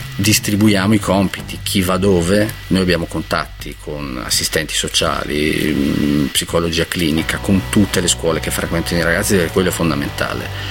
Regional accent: Lodrone, Trentino-Alto Adige, Italy; io sono di Lodrone, l'ultimo paese del Trentino

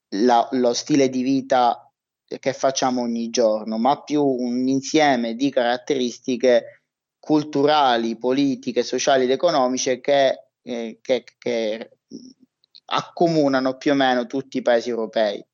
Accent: Palermo, Sicily, Italy; moved away; also born or lived in Trento; io sono palermitano

